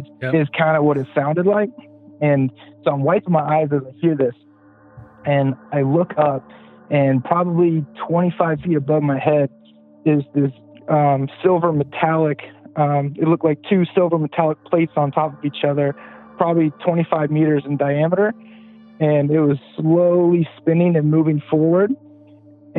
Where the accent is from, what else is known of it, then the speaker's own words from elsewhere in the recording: Pasadena, California, United States; now in South Carolina, United States; I grew up in Pasadena, California